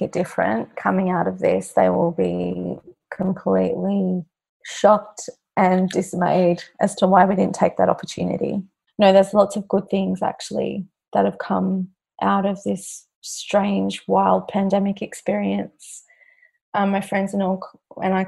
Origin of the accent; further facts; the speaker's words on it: Queensland, Australia; now in Victoria, Australia; I'm from Queensland originally